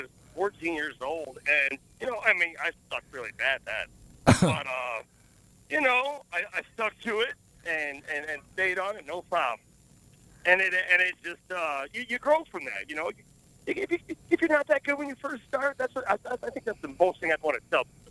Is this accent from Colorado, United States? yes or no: no; Michigan, United States; moved away as an adult; now in Las Vegas, United States; Originally, I'm from Michigan. But I've been in Vegas for about 15 years.